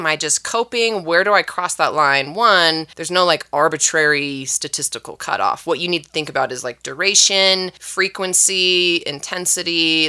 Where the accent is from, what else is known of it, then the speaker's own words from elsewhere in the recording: Valencia, California, United States; I grew up in California. Okay, what part? Southern. Valencia, Magic Mountain.